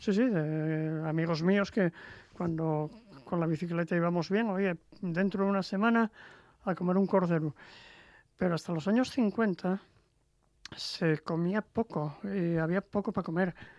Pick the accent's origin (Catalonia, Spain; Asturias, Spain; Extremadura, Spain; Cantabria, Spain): Asturias, Spain; Langreo; yo soy de, de Sama de Langreo.